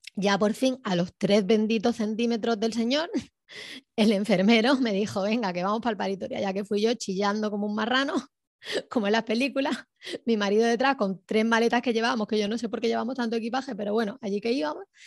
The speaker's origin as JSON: {"language": "Spanish", "town": "Córdoba", "region": "Andalusia", "country": "Spain", "moved": "yes", "said": "Originariamente soy de Córdoba, España"}